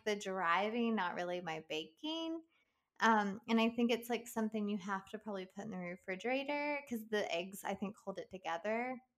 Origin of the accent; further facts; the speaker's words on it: West Virginia, United States; moved away; I'm originally from West Virginia